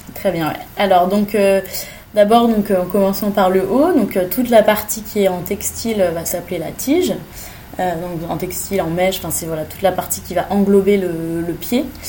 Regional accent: Fontainebleau, Île-de-France, France; also born or lived in Italy; Je viens du, de Fontainebleau, dans le sud de Paris

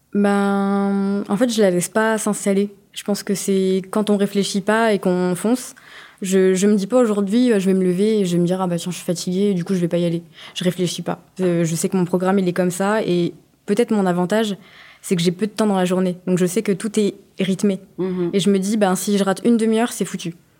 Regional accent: France; j'étais la première française

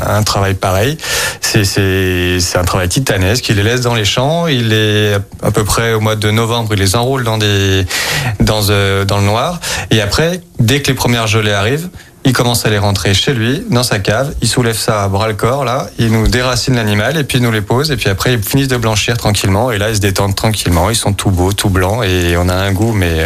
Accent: Lyon, Auvergne-Rhône-Alpes, France; Je suis lyonnais

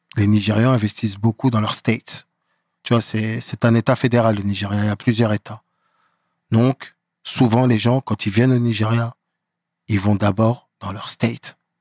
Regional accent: Aubervilliers, Île-de-France, France; J'ai grandi en France, à Aubervilliers

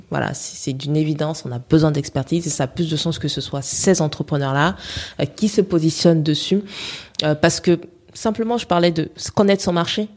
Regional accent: Gabon; je suis gabonaise

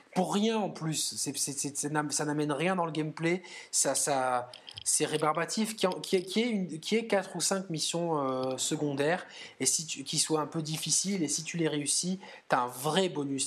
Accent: southern France, France; nous qui sommes deux sudistes

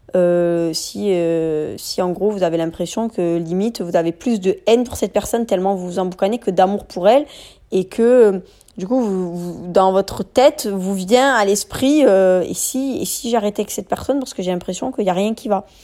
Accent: France; also born or lived in Marseille; On est des Français de confession musulmane

